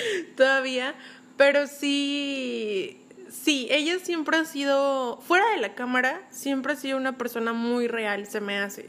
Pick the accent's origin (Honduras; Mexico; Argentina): Mexico; León, Guanajuato; now in Nuevo León, Mexico; yo soy de León